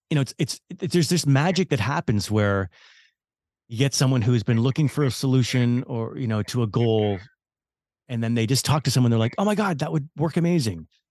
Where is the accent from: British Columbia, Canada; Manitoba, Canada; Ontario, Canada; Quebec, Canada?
British Columbia, Canada; Vancouver; Vancouver, which is my hometown